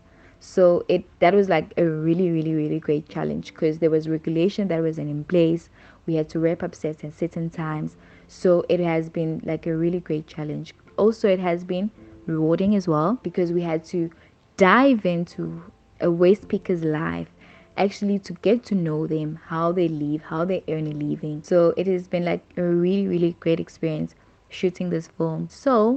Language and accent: English; Durban, KwaZulu-Natal, South Africa; now in Cape Town, South Africa; I am from Durban. I am a filmmaker based in Cape Town